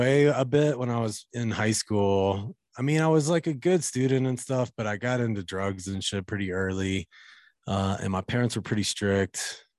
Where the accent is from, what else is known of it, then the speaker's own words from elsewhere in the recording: Kentucky, United States; I grew up in Kentucky, by the way, in like rural kind of Appalachian area.